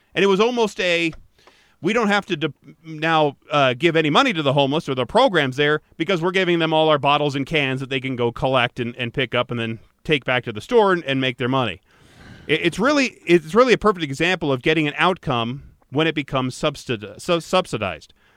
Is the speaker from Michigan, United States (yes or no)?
yes; Michigan, United States; Growing up in Michigan